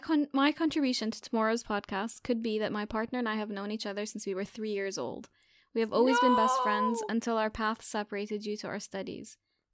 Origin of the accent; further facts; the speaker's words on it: Catalonia, Spain; English is a second language; As a curious fact, I am from Catalonia, and here, instead of St. Valentine, we celebrate St. Jordi, which is on April 23rd.